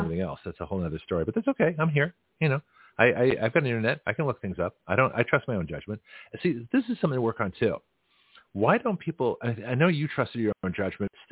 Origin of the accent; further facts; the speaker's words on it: Canada; now in Florida, United States; So I'm from Canada. So all of us are immigrants